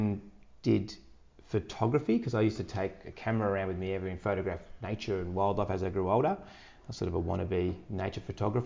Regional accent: Park Orchards, Victoria, Australia; also born or lived in Point Lonsdale; I grew up in, yeah, in Park Orchards, that area.

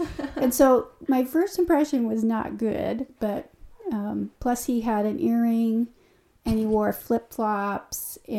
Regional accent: Hermiston, Oregon, United States; born there; I was born in Hermiston, Oregon.

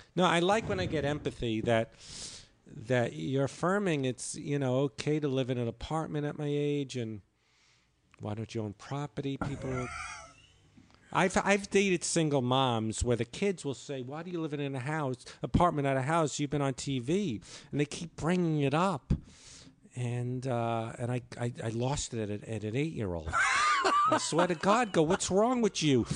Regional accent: New York, United States; I'm the New Yorker

